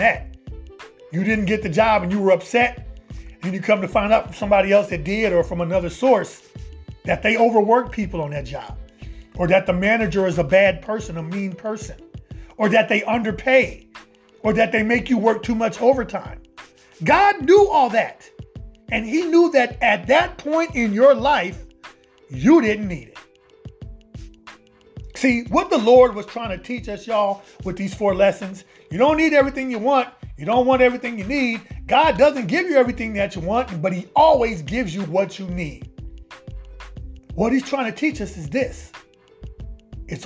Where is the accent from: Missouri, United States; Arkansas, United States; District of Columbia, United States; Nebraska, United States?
Nebraska, United States; Omaha; now in Atlanta, United States; my hometown of Omaha. Shout out to Omaha, Nebraska